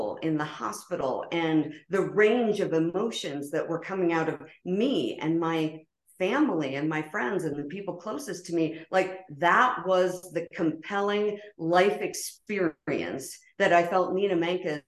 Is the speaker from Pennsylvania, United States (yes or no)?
yes; Pennsylvania, United States; moved away as an adult; the small town, humble beginnings where I grew up in Pennsylvania